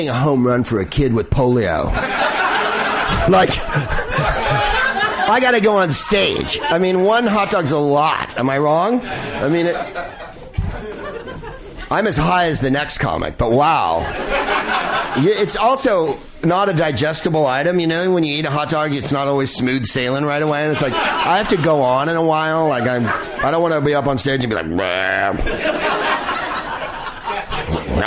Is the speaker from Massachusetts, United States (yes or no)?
no; San Carlos, California, United States; I grew up in San Carlos, California, which was a stultifying place of white suburban existence